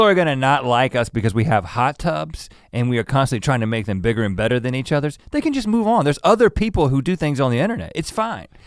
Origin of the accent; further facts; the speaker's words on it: North Carolina, United States; also born or lived in Thousand Oaks, California; I lived in California for three years, uh, down the road in Thousand Oaks before moving to North Carolina in first grade